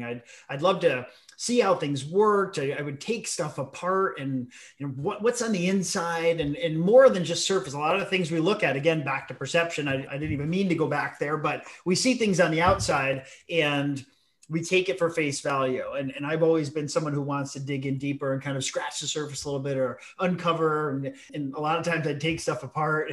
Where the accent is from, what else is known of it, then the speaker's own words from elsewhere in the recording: New Haven County, Connecticut, United States; We're from New Haven County